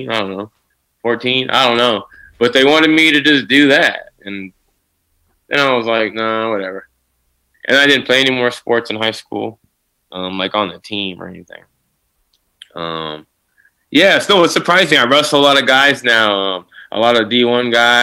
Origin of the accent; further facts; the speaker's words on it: Sacramento, California, United States; also born or lived in Santa Barbara, California; I was born in Santa Barbara, but I've moved to Sacramento when we were four. So I've been here for 30 years.